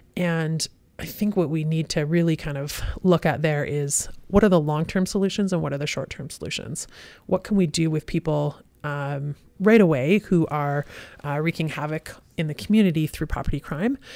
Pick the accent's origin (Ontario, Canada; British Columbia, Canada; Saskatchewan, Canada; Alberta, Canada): British Columbia, Canada; Kelowna; also born or lived in Vancouver / Sea to Sky; Born and raised in Kelowna. Kelowna General Hospital